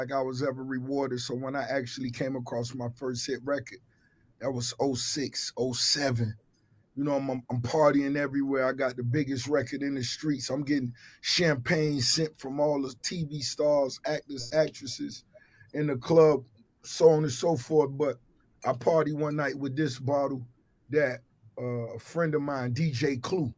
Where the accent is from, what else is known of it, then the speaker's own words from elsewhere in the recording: Miami, Florida, United States; growing up in Miami